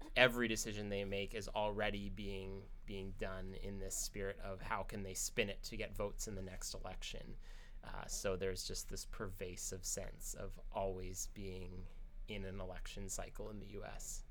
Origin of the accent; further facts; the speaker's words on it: United States; now in Canada; as an American